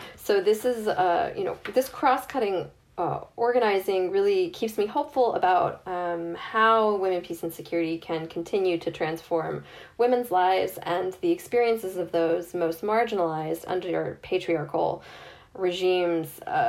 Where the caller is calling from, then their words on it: Northern Ireland, United Kingdom; I'm speaking from Northern Ireland, I'm seeing there's significant mobilizing here